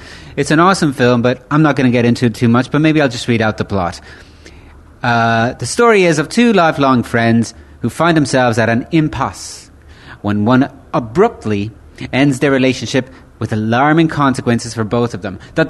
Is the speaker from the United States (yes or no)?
no; County Galway, Connacht, Ireland; also born or lived in Italy; I was born in Italia, but I grew up in Ireland. And I've been living there since I was a baby. And I've been specifically living in County Galway.